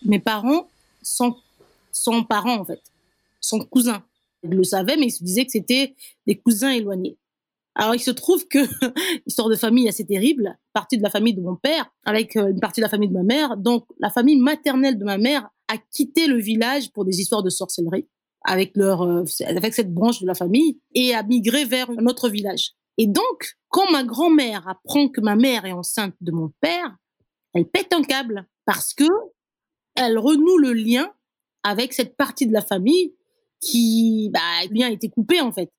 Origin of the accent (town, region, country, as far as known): Brazzaville, Republic of the Congo; born or raised there; first language Kituba; French is a second language; moved away as an adult; also born or lived in Dolisie, Republic of the Congo; now in Ouagadougou, Burkina Faso